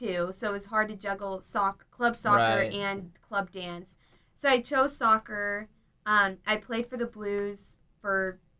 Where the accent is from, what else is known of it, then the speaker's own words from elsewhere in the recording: San Clemente, California, United States; I'm from San Clemente, which is in South Orange County.